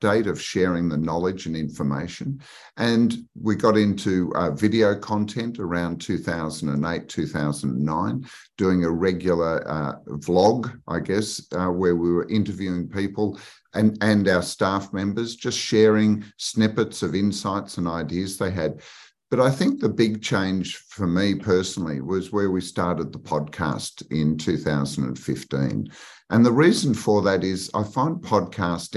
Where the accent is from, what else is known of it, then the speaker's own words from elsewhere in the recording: Australia; I was based in Sydney. I grew up in Australia.